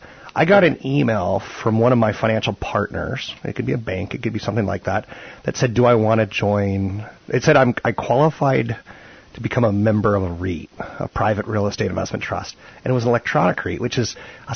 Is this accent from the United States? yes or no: yes; East Coast, United States; moved away; I'm from the East Coast